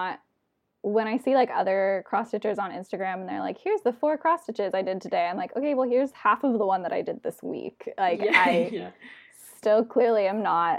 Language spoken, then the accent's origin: English; San Diego, California, United States; now in Davis, United States; I'm from San Diego